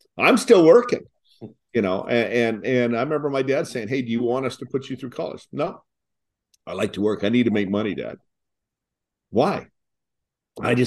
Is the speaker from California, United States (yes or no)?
yes; Long Beach, California, United States; we're from Long Beach